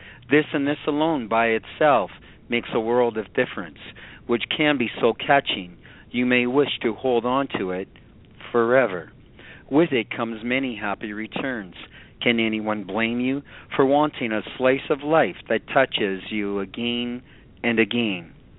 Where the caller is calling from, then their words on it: Canada; Canada, my friend.